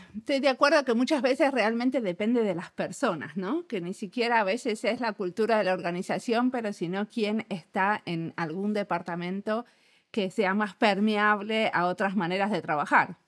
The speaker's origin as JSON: {"language": "Spanish", "country": "Argentina", "said": "somos argentinos y argentinos"}